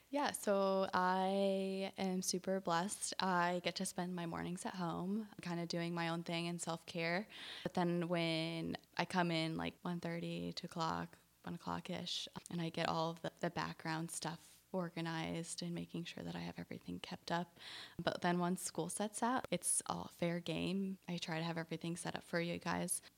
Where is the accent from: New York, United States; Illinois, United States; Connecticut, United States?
Illinois, United States; moved away as an adult; also born or lived in Indiana / North Carolina; now in Charlotte, United States; I grew up in a small little town in Illinois, right, uh, south of Springfield, their capital